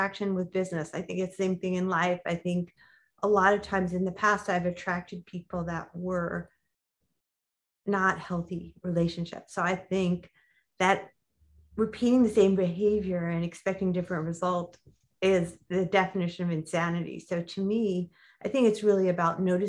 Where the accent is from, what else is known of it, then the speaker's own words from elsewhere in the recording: New York, United States; now in Los Angeles, United States; I'm from New York